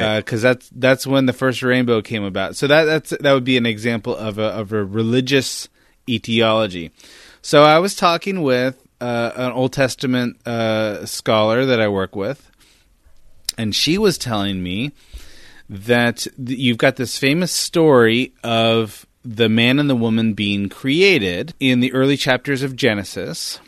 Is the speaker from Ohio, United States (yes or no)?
no; Northern California, United States; I grew up in Northern California